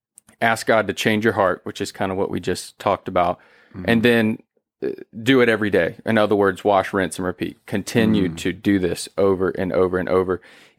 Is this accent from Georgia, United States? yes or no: yes; Georgia, United States; I'm from Georgia. We didn't tame raccoons.